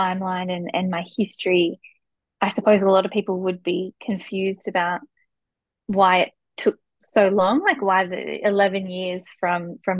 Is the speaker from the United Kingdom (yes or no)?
no; Newcastle, New South Wales, Australia; I grew up in Newcastle and I studied there